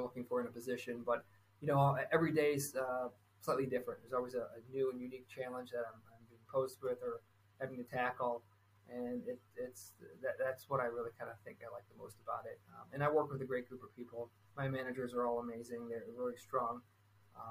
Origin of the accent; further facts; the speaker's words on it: Michigan, United States; I'm from Michigan